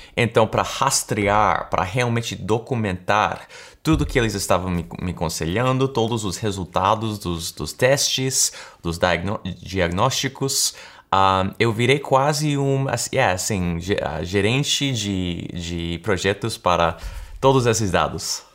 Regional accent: United States; accent: American; Portuguese is a second language; percebo aquele sotaque americano que eu tenho, porque eu nasci aqui, na verdade. Uh, então, eu sou americano

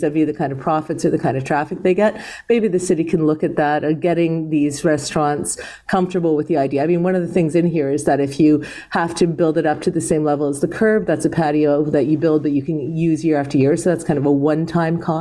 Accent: Toronto, Ontario, Canada; I was born in Toronto

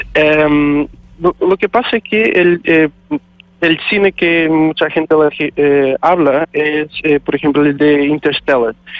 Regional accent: Portugal; moved away as an adult; now in Chile; soy de Portugal

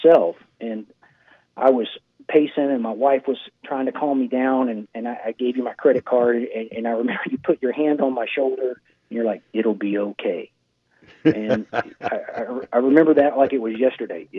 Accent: Houston, Texas, United States; moved away as an adult; now in Florida Keys, United States; Growing up in Houston and being in Houston

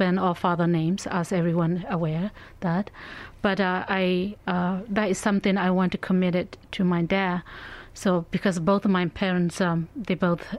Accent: Myanmar; moved away as an adult; also born or lived in Indiana; now in Fort Wayne, United States; I'm also raised and born in Burma. And I came to the United States in 1995.

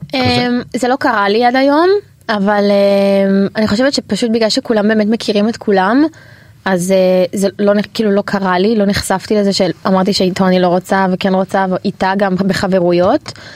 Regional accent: Israel; also born or lived in Canada; אנחנו נולדנו פה, אמא שלי אה. נולדה בארץ, אבל אבא שלי עלה... לפני 30 שנה, 31 שנה, יש לי אחות בת 30, אח בן 26, וגדלנו בארץ

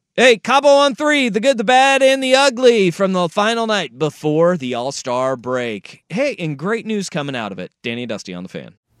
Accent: Alaska, United States; moved away; I grew up in Alaska.

